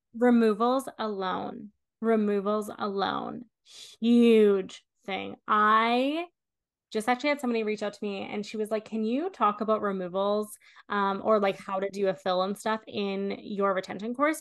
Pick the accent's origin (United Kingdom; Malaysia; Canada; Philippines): Canada; I'm Canadian.